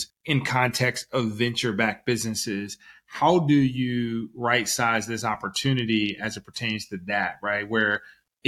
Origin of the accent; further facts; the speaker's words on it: the South, United States; now in San Francisco Bay Area, United States; I'm from the South originally